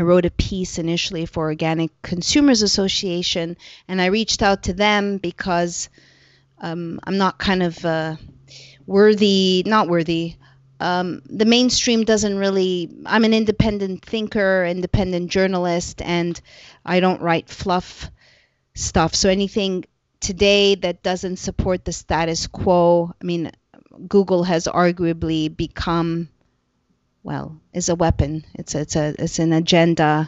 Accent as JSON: {"language": "English", "country": "Canada", "said": "I am a Canadian"}